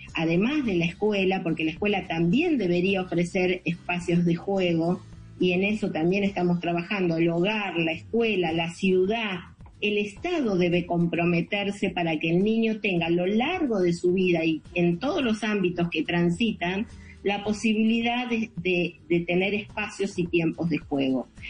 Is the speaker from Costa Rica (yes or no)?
no; Argentina; yo por Argentina